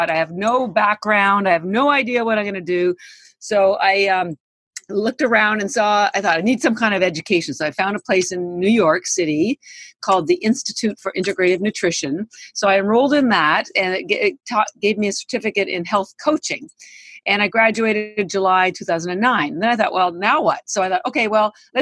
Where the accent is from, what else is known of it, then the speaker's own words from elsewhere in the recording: Canada; now in United States; I am Canadian, but I've lived in the United States for 33 years